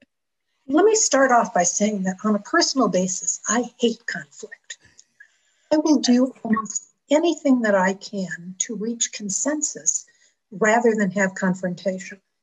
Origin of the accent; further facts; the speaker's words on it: Buffalo, New York, United States; now in Cheyenne, United States; I was raised outside of Buffalo, New York.